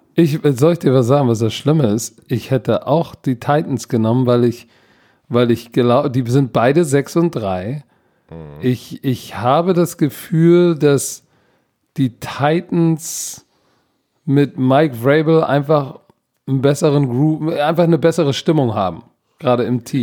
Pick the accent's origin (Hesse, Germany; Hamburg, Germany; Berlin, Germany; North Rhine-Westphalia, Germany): Hamburg, Germany; ich als Hamburger